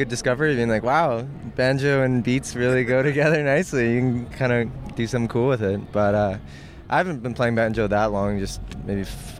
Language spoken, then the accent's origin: English; Nelson, British Columbia, Canada; I grew up in Nelson